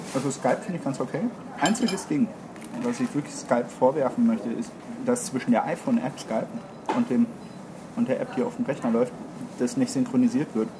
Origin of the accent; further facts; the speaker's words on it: Düsseldorf, North Rhine-Westphalia, Germany; ich bin in Düsseldorf groß geworden